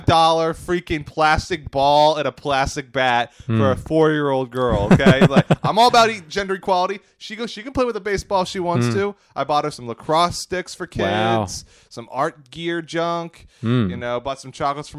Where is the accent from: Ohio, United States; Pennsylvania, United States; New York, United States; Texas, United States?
Pennsylvania, United States; Phoenixville; my hometown, Phoenixville